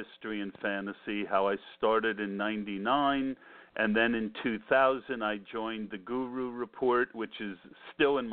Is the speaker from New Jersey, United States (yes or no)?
yes; New Jersey, United States; I grew up in New Jersey, and I was a big listener to the WFAN back then